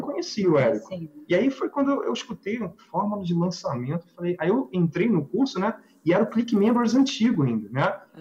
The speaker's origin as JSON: {"language": "Portuguese", "region": "Rio de Janeiro", "country": "Brazil", "said": "Nós somos do Rio de Janeiro"}